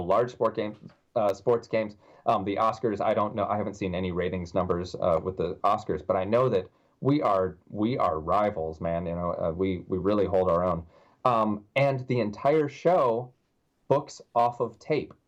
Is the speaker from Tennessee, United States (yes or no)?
yes; Tennessee, United States; also born or lived in New York / Las Vegas; now in Orlando, United States; I'm from Tennessee